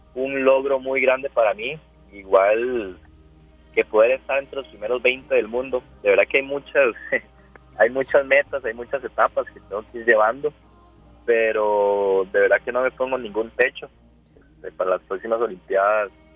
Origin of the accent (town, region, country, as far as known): Costa Rica